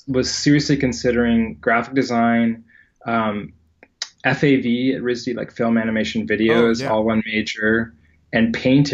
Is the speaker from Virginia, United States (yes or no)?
yes; Virginia, United States; I grew up in Virginia